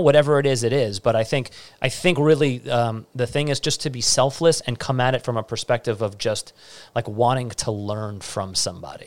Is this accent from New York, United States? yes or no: yes; New York City, New York, United States; I'm, I'm from Staten Island